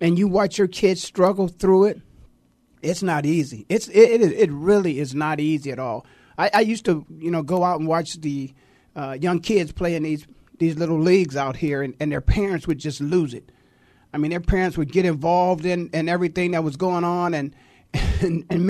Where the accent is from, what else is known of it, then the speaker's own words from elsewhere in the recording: Canton, Ohio, United States; I'm born and raised in Canton, Ohio